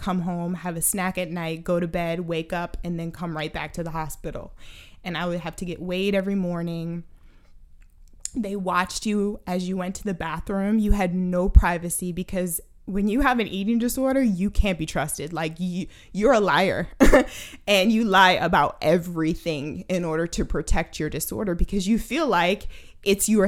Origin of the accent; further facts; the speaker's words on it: Baltimore, Maryland, United States; I'm from Baltimore, Maryland